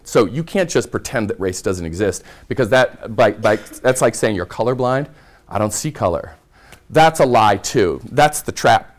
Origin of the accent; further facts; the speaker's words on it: Red Oak, Iowa, United States; moved away; I grew up in rural Iowa in the southwest corner